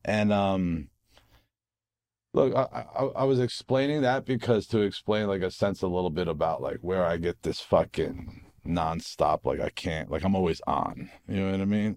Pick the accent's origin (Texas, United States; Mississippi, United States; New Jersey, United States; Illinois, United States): New Jersey, United States; Harrison; also born or lived in Newark, New Jersey; I was born in Newark, from Harrison, New Jersey